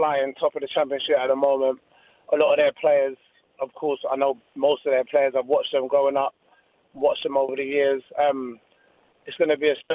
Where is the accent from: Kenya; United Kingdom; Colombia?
United Kingdom; London; being from the area I was from, I was always kind of vulnerable to the gang culture and stuff, like growing up in Hackney